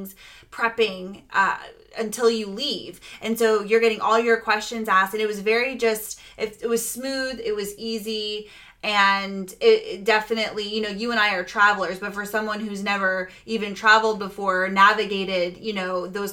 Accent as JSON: {"language": "English", "region": "Florida", "country": "United States", "said": "we're from Florida"}